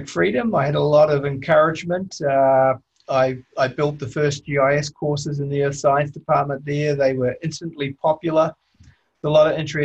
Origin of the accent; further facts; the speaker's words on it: New Zealand; moved away as an adult; also born or lived in Toronto, Canada; I was born in New Zealand.